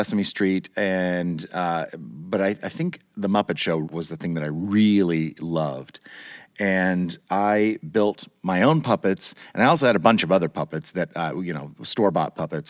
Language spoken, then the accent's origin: English; Turner, Kansas, United States; I grew up in a little suburb of Kansas City, Kansas, on the Kansas side, not the Missouri side.